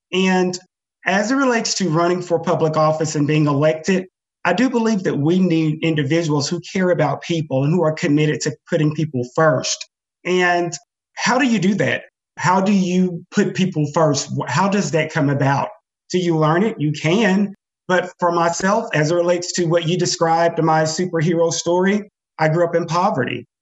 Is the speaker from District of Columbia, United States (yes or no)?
no; Joiner, Arkansas, United States; now in Fayetteville, United States; growing up in Joiner, where opportunities are very limited